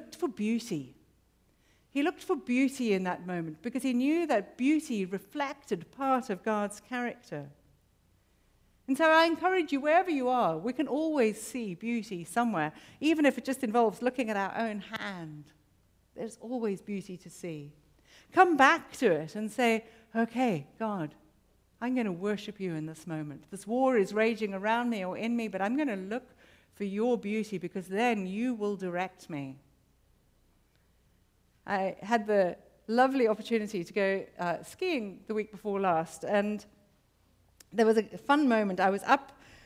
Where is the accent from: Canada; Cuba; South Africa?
South Africa; I have to recognize myself as a South African